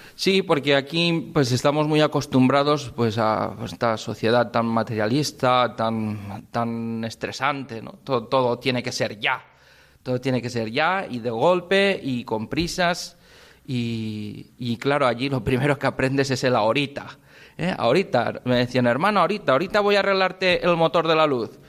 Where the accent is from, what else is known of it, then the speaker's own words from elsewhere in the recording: Spain; also born or lived in Requena, Peru; somos únicos los españoles con este horario que tenemos